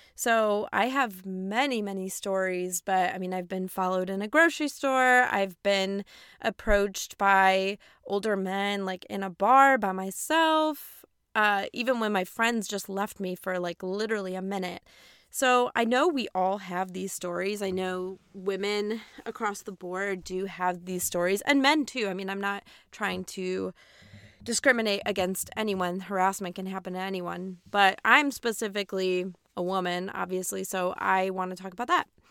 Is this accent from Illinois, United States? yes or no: yes; Aurora, Illinois, United States; moved away as an adult; now in East Coast, United States; I was born and raised in Aurora, Illinois, woo, Midwest